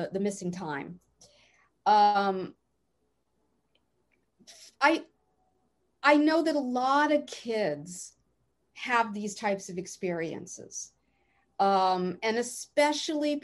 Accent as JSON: {"language": "English", "region": "East Coast", "country": "United States", "moved": "yes", "said": "I'm from the East Coast too originally"}